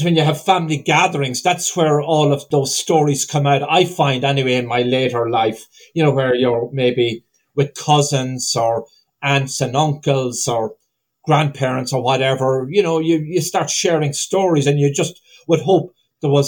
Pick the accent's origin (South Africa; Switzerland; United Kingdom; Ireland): Ireland; now in United States; My heritage is Ireland. I grew up in Ireland. I still hold an Irish citizenship, but I'm a U.S. citizen